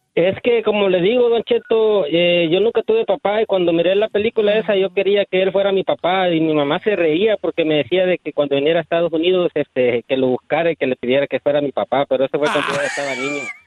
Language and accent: Spanish; Honduras; now in United States; Yo soy hondureño, soy oh, catracho